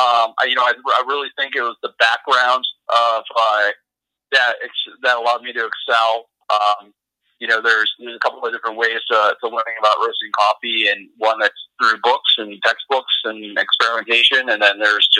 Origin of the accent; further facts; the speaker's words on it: Traverse City, Michigan, United States; now in Wyoming, United States; when I grew up in northern Michigan, I'm originally from Traverse City, Michigan.